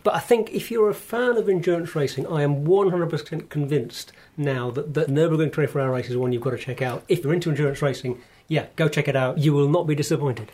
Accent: United Kingdom; as a British male

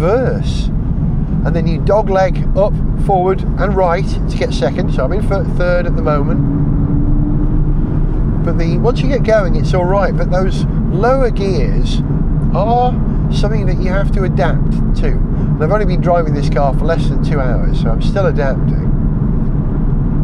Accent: Wales, United Kingdom; as a Welshman

